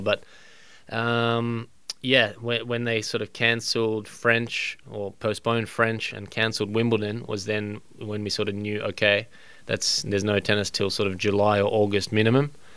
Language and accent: English; Australia; as an Australian